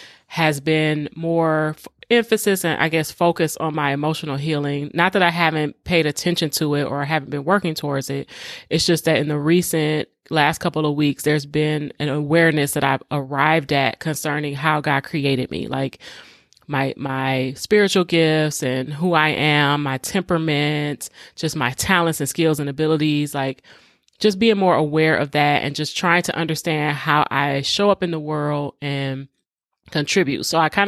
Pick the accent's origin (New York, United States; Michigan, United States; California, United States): Michigan, United States; Detroit; even though I grew up in Detroit public schools and the majority of the students were black.